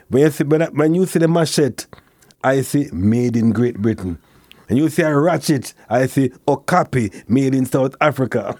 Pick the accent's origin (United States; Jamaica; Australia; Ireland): Jamaica; Kingston; born or raised there